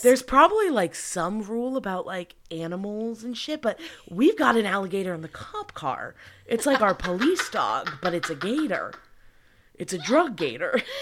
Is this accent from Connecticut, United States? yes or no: no; New York, United States; I really missed out growing up in New York.